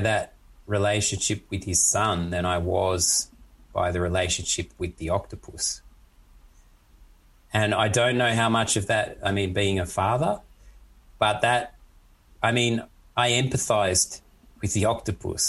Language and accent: English; Australia; now in Germany; an Aussie who's used to heat and stuff